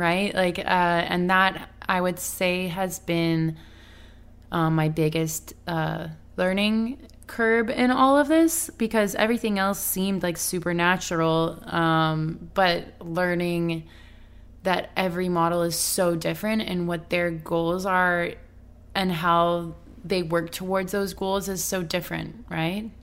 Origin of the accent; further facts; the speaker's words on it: Canada; now in Los Angeles, United States; I'm from Canada, so I'm still in L A. I'm, like, you know, I'm not from here